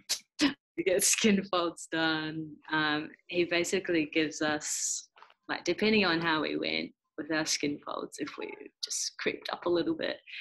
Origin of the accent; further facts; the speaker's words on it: Christchurch, Canterbury, New Zealand; I grew up in Christchurch, New Zealand